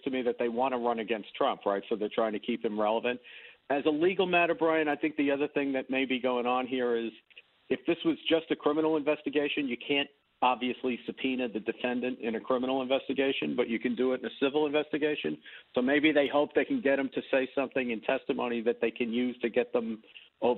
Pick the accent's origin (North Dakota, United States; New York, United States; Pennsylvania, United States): New York, United States; moved away; I'm a New Yorker.